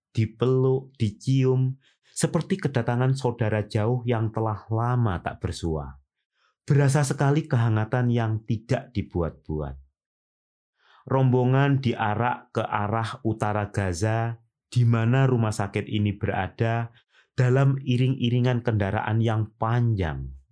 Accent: Indonesia; saya orang Indonesia

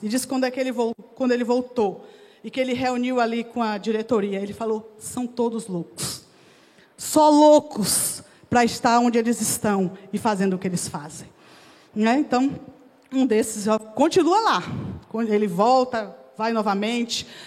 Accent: Jequié, Bahia, Brazil; moved away; also born or lived in Vitória da Conquista, Bahia; eu sou baiana, eu nasci na cidade de Vitória da Conquista, na Bahia, e cresci desde cedo numa outra cidade próxima chamada Jequié.

